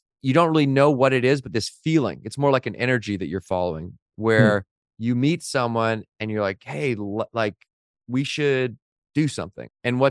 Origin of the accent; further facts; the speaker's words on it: Victoria, British Columbia, Canada; I knew of them because Victoria, where I grew up by Vancouver in Canada, is a small town.